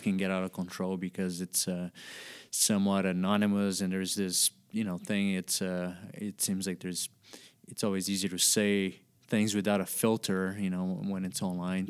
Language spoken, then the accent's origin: English; Brazil; I was born and raised in Brazil, and I grew up doing a lot of cane pole fishing as a kid